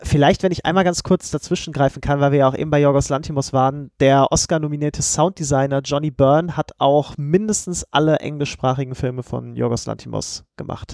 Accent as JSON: {"language": "German", "country": "Germany", "said": "als Deutscher"}